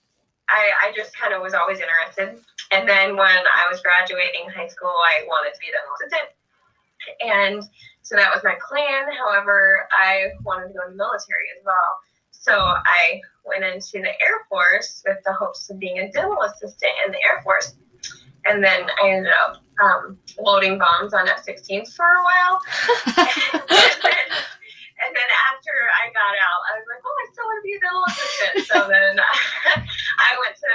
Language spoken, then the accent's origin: English; Hackett, Arkansas, United States; moved away as an adult; now in Pierre, United States; I'm originally from Hackett, Arkansas, and I currently live in Pierce, South Dakota